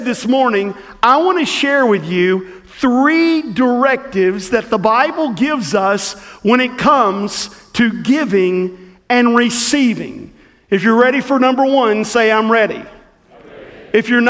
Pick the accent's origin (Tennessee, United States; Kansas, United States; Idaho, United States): Tennessee, United States; Southwest; the little church that I grew up in Southwest Tennessee